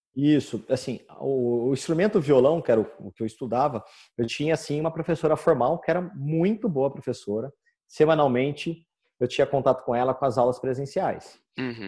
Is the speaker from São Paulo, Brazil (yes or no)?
yes; Campinas, São Paulo, Brazil; eu sou de Campinas